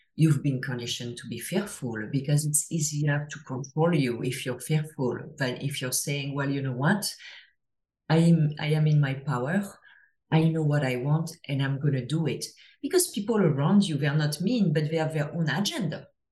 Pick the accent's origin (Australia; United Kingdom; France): France; English is a second language; now in Toronto, Canada; as I'm sure you can hear to my accent, I'm, I'm from France originally, but I live uh, I live in Toronto